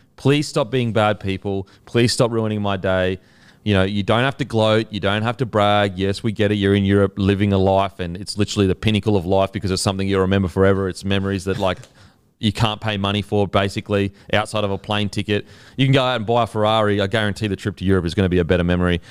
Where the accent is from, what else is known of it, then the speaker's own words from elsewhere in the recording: Australia; we're Australian